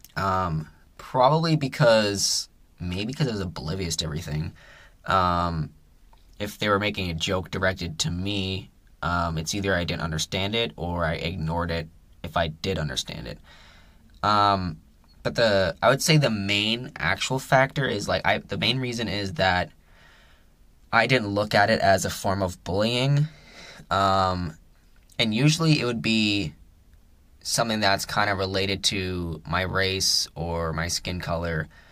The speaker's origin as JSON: {"language": "English", "country": "Canada", "said": "We're we're all Canadian"}